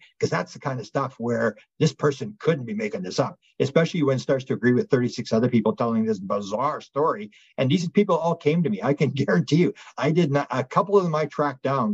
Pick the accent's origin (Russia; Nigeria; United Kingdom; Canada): Canada; I'm a Canadian